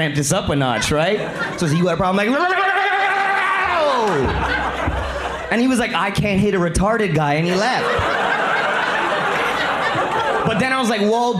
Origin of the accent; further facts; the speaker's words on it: Scarborough, Ontario, Canada; I'm from Scarborough